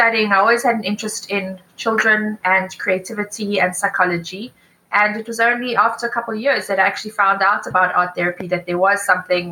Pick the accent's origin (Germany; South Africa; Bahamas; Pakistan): South Africa; Johannesburg, Gauteng; moved away as an adult; also born or lived in United Kingdom; now in Cape Town, South Africa; I'm originally from Joburg